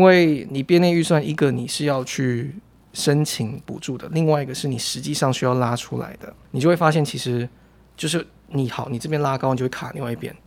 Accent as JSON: {"language": "Chinese", "region": "Taichung", "country": "Taiwan", "tie": "born or raised there", "also_born_or_lived": "New Taipei", "moved": "yes", "said": "我老家在台中"}